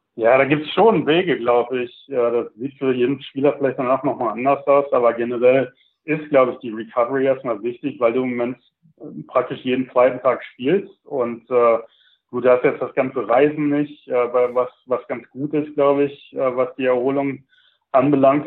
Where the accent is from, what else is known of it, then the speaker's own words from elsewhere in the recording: Sauerland, North Rhine-Westphalia, Germany; moved away as an adult; also born or lived in Milwaukee, United States; now in Charlotte, United States; ich bin halt im Sauerland aufgewachsen, ähm, bin 2000 circa in die USA rübergezogen